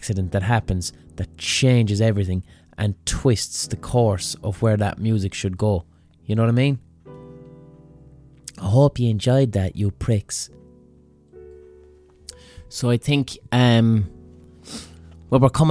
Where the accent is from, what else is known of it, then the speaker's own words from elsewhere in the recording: Limerick, Munster, Ireland; when I was growing up in Limerick